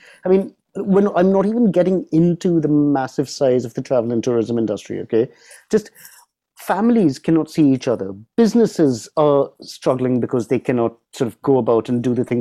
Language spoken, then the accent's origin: English; United Kingdom; as a Brit